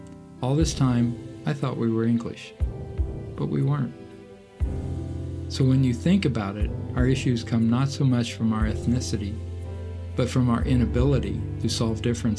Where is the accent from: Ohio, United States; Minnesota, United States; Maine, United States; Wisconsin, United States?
Ohio, United States; Jackson Center; Cousin Richard and his brother Edley and I grew up in Jackson Center, Ohio.